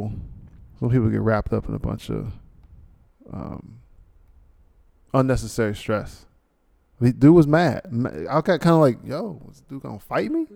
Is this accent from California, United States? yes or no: no; New York, United States; You're maybe from the South, and I'm from New York.